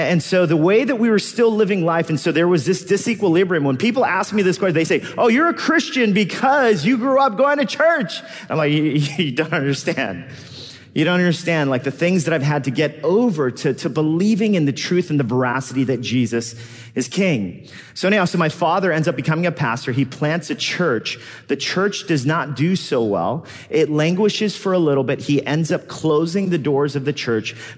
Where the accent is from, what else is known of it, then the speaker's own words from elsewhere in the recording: Los Angeles, California, United States; now in New York City, United States; I grew up as a Korean-American immigrant kid in Los Angeles